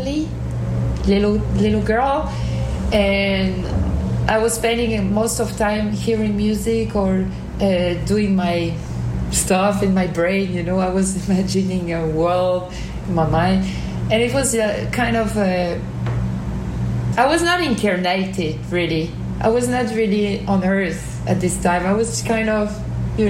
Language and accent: English; Normandy, France; I was living in a village, kind of, in Normandy, in the north of France